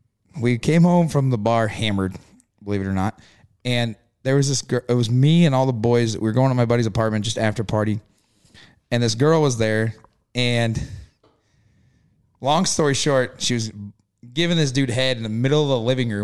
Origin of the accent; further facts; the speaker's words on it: Missouri, United States; I'm from Missouri.